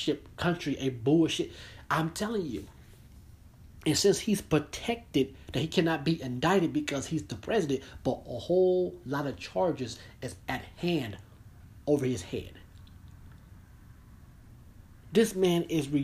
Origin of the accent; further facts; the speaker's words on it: United States; I'm an American citizen that I am American.